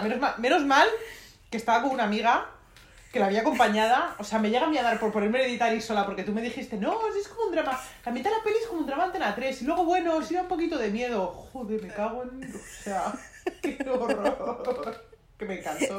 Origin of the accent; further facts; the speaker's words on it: Madrid, Community of Madrid, Spain; soy madrileña, acostumbrada al calor seco